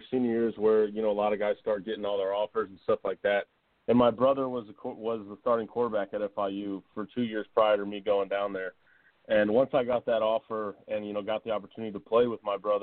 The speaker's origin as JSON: {"language": "English", "town": "Tampa", "region": "Florida", "country": "United States", "tie": "born or raised there", "said": "I'm actually from Tampa, so, you know, this is kind of my hometown area"}